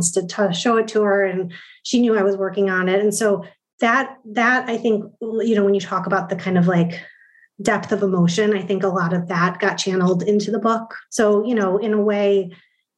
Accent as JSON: {"language": "English", "region": "Midwest", "country": "United States", "tie": "born or raised there", "said": "I'm from the Midwest. I grew up in a very practical place"}